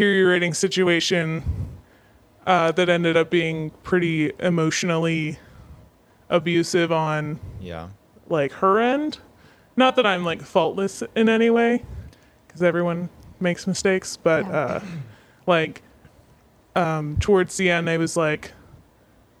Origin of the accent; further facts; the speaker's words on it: Northern Florida, United States; moved away as an adult; I grew up in the South, more Southern than we are now.